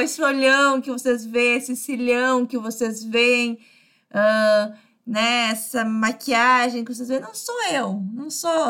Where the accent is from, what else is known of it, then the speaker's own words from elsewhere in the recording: Brazil; vivo no Brasil, sou brasileira